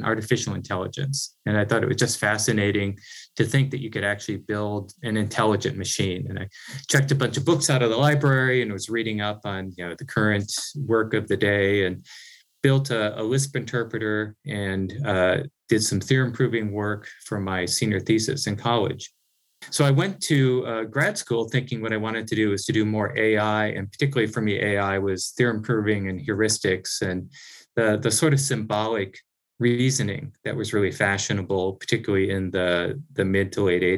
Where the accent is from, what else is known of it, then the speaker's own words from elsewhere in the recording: Northeast Iowa, United States; I grew up on a small farm in Northeast Iowa, really pretty far from any technology like we think about it today